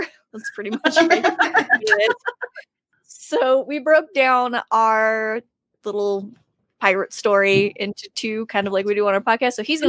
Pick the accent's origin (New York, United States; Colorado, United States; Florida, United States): Colorado, United States; Greeley; We're from Greeley